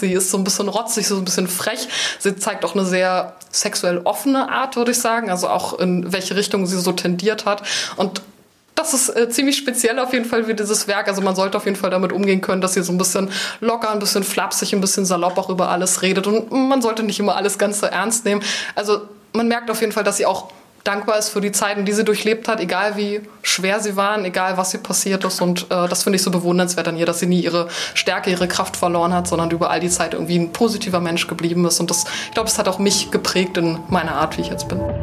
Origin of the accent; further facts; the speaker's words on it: Berlin, Germany; aus so einer kleinen Ecke von Berlin zu kommen, die vielleicht gar nicht jeder wahrnimmt oder wo jeder so fragt, ist das eigentlich Brandenburg?